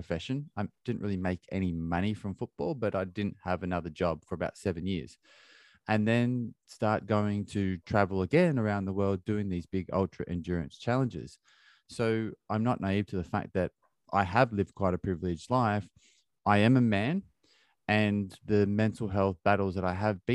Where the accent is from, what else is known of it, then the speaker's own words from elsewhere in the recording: Australia; now in London, United Kingdom; I have a very close relationship with my parents, who live on the other side of the world in Australia, and I'm in London. That's where I grew up in Australia